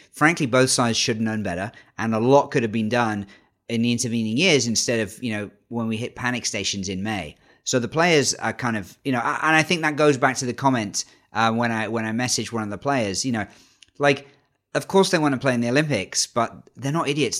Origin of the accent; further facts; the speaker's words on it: United Kingdom; as a Brit